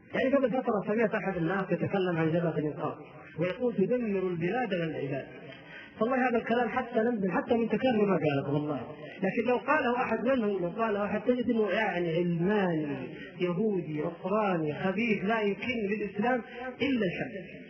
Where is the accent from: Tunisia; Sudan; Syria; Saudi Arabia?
Saudi Arabia; Jeddah, Makkah Province; عندنا في جده